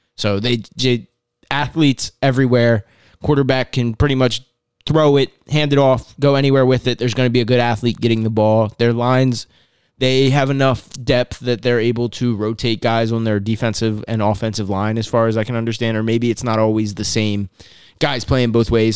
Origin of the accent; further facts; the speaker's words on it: Maryland, United States; now in Pennsylvania, United States; I'm from the South